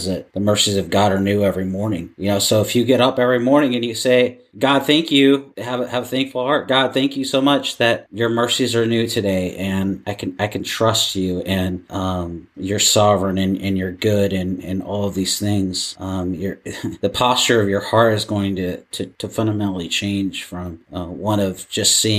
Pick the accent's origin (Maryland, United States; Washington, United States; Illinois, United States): Washington, United States; Seattle; I'm from Seattle